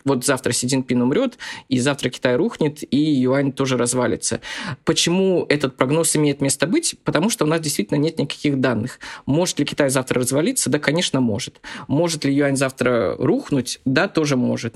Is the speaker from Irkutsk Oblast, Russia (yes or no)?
no; Zabaykalsky Krai, Russia; я из Забайкальского края, и мы очень часто ездили в Манчжурию закупаться товаром